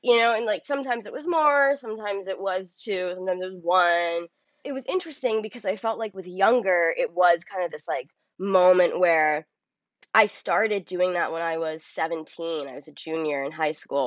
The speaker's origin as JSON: {"language": "English", "town": "New York City", "region": "New York", "country": "United States", "tie": "born or raised there", "said": "I grew up on the Upper West Side"}